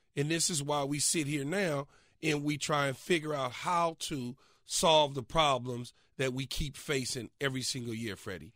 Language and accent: English; Los Angeles, California, United States; growing up as a kid, growing up in South Central Los Angeles